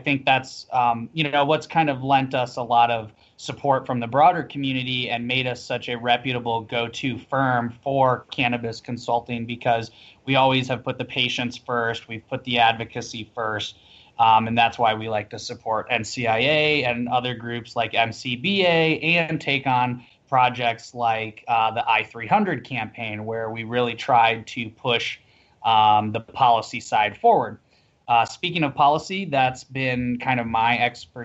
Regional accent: South Dakota, United States; moved away; also born or lived in Denver; my state capital, where I grew up in South Dakota

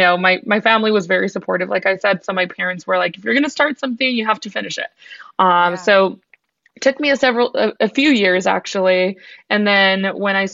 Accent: Tucson, Arizona, United States; I was born and raised in Tucson, Arizona.

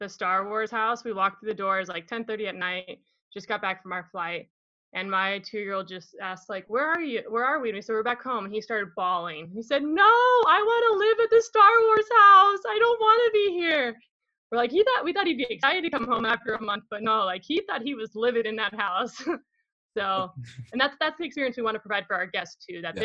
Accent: Utah, United States; we're from Utah

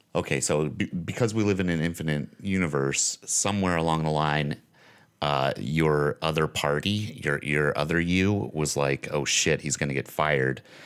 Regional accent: Lincoln County, Nevada, United States; I'm from Lincoln County. Like, I grew up in Lincoln County

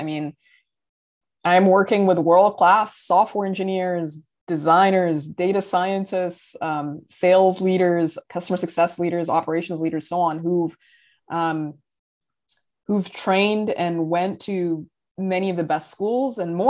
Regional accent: Riyadh, Riyadh Province, Saudi Arabia; also born or lived in Dubai, United Arab Emirates / London, United Kingdom / New York City, United States; I grew up in Riyadh, Saudi Arabia. I've also lived in Dubai in the United Arab Emirates, and I lived many years in London, England

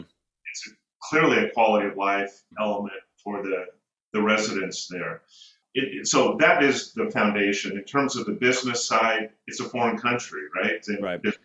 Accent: Northern California, United States; I'm born and raised in Northern California

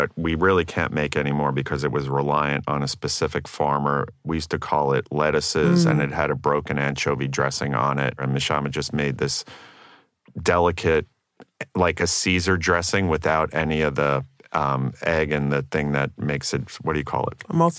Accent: Staten Island, New York, United States; I'm from Staten Island, so I have such

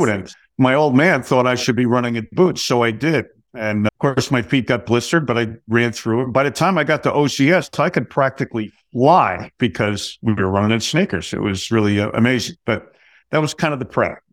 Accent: New Jersey, United States; I grew up in New Jersey

